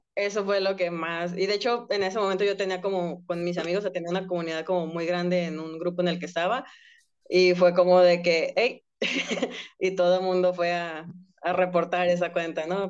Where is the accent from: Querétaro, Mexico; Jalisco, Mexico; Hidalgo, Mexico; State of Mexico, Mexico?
Jalisco, Mexico; Guadalajara; yo soy de Guadalajara